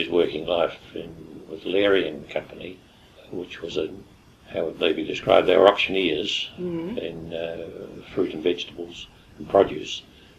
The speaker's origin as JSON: {"language": "English", "town": "Eastbourne", "region": "Wellington", "country": "New Zealand", "tie": "born there", "said": "Yes, I was born in Eastbourne."}